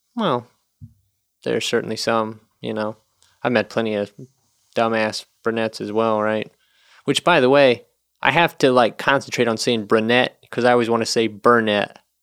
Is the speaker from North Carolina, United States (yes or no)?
yes; North Carolina, United States; moved away as an adult; also born or lived in Nashville, Tennessee; now in Chicago, United States; I'm from the South, you know, in North Carolina and then lived in Nashville